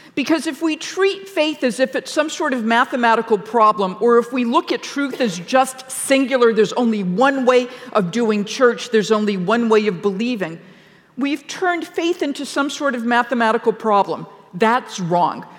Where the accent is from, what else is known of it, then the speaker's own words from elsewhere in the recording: Massachusetts, United States; moved away; I'm from Massachusetts